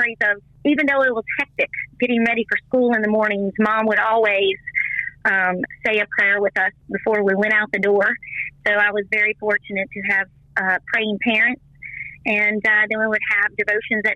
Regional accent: Vinton, Virginia, United States; accent: country; also born or lived in Roanoke, Virginia; now in Virginia Beach, United States; I actually grew in a little town called Vinton, Virginia, near the lake

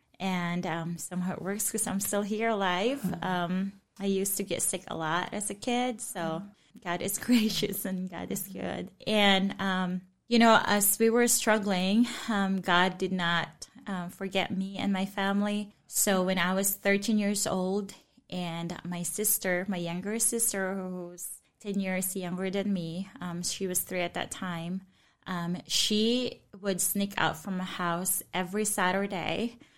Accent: Cebu, Central Visayas, Philippines; I grew up in Cebu, Philippines. I grew up in a family where Christ was not known, where faith is not part of our conversation at all.

